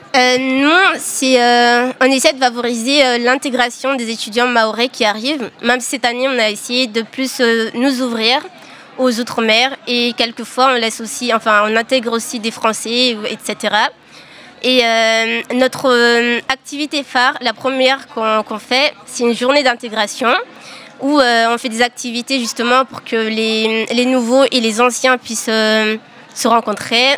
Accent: Mayotte; moved away as an adult; now in Poitiers, France; en tant que Maoré, on a ce, truc de ne pas aller vers les gens. Donc ça, c'est vraiment ancré euh, chez nous

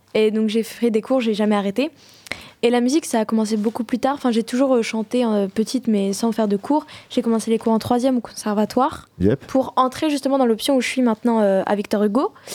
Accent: Poitiers, Nouvelle-Aquitaine, France; Je suis né à Poitiers, j'ai toujours vécu à Poitiers.

